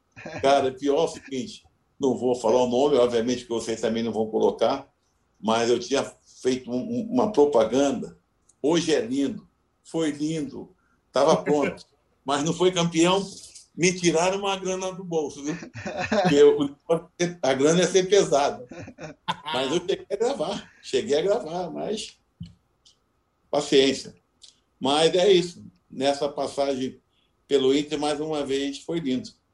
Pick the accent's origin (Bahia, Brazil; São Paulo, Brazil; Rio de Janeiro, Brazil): Rio de Janeiro, Brazil; now in Porto Alegre, Brazil; sou carioca